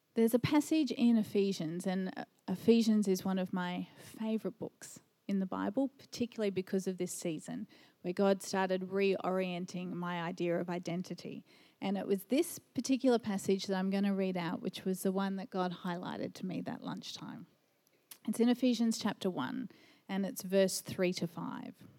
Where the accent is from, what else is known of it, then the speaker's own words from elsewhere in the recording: Brisbane, Queensland, Australia; also born or lived in Japan; I've spent most of my life in Brisbane